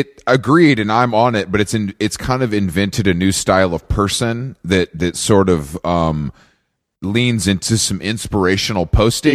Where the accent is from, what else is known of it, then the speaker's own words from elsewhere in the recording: Atlanta, Georgia, United States; moved away as an adult; I'm from Atlanta, born and raised. So I lived there till I was like 24, 25